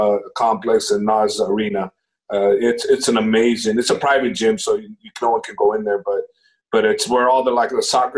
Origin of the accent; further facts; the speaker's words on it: San Jose, California, United States; also born or lived in Mexico; San Jose, California. I was born in Mexico, but I came here when I was like six